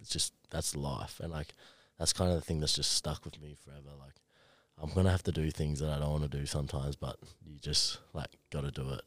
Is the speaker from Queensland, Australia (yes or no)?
yes; Queensland, Australia; also born or lived in Brisbane; now in Gold Coast, Australia; I'm a Queenslander